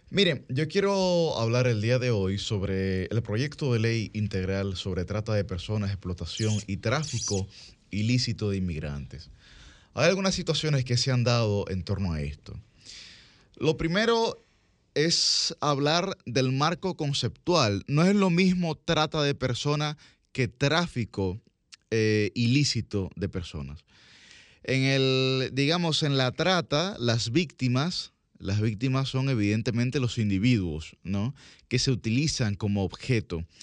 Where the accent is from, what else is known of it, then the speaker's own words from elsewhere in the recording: Dominican Republic; nosotros como sociedad dominicana no tenemos una identidad marcada.